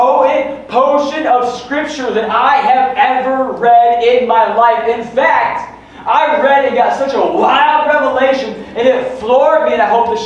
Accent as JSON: {"language": "English", "region": "West Michigan", "country": "United States", "said": "we're from West Michigan"}